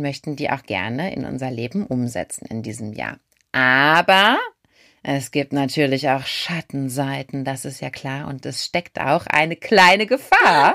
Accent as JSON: {"language": "German", "country": "Germany", "said": "bei uns in Deutschland"}